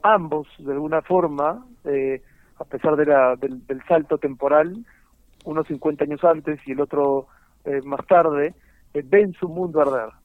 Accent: Peru; moved away as an adult; now in Spain; yo me fui del Perú sin necesidad de haberme ido del Perú, podría perfectamente haberme quedado.

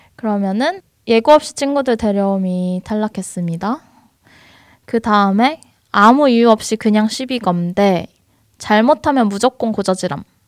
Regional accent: South Korea; now in Seoul, South Korea; 저도 지방 출신인데 서울 올라와서

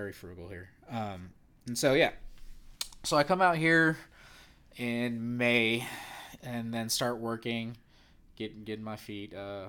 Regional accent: California, United States; I'm also from Northern California. Grew up in, let's say, middle class, but didn't really have much.

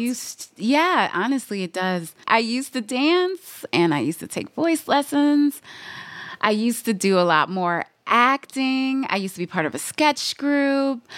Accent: Midwest, United States; I'm from the Midwest, so, like, malls were, like, a huge part of growing up.

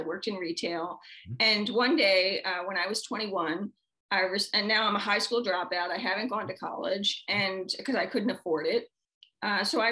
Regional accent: Baltimore, Maryland, United States; I was born and raised in Baltimore City

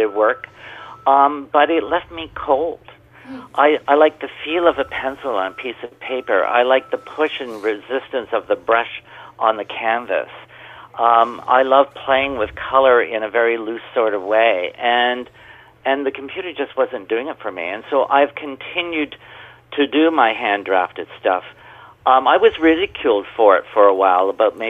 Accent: Canada; I'm a Canadian artist.

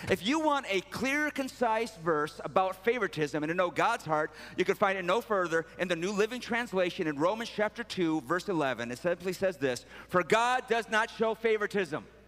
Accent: Sterling Heights, Michigan, United States; I'm actually from Sterling Heights, it's Metro Detroit

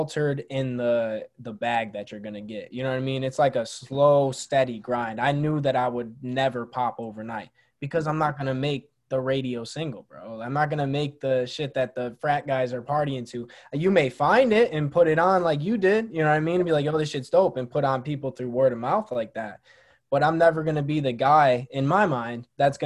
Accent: Syracuse, New York, United States; my hometown of Syracuse

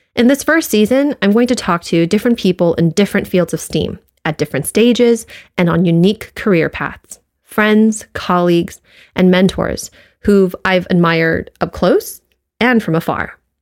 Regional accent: United States; being Asian American

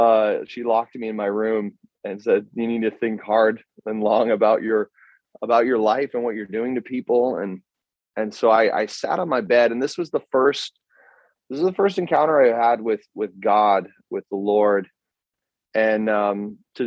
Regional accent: Greeley, Colorado, United States; moved away as an adult; also born or lived in Brazil; now in Germany; I grew up in Colorado, in northern Colorado, a town called Greeley. I was born there.

